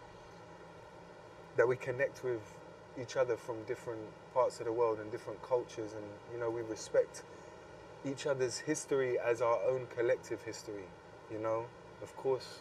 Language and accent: English; United Kingdom; I'm obviously British